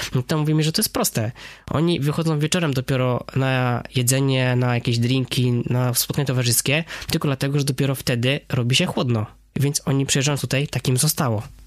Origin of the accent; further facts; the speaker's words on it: Wrocław, Lower Silesian Voivodeship, Poland; W zasadzie i Hindus, i Wrocławianin, bo urodziłem się tutaj we Wrocławiu